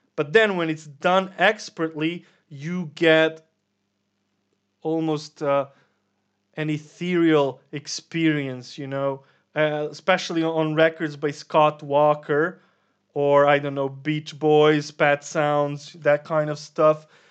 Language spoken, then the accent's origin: English; Serbia; we're from Serbia